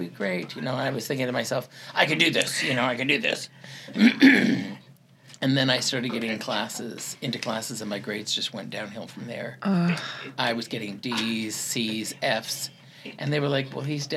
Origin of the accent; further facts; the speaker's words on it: Salt Lake City, Utah, United States; moved away as an adult; also born or lived in New York / Jacksonville, Florida / Ocala, Florida; now in Iowa, United States; I grew up in Salt Lake City, Utah